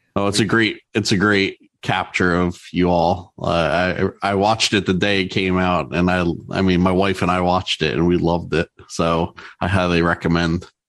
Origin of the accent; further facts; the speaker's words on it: New Jersey, United States; my home state of New Jersey